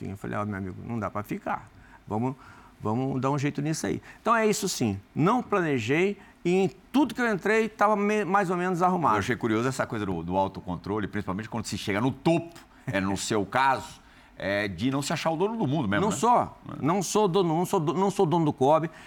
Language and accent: Portuguese; Rio Grande do Norte, Brazil; also born or lived in Espírito Santo; Bom, sou do Rio Grande do Norte, nascido lá. Nunca perdi o, o, a, a, a, ligação com, com o Nordeste, né?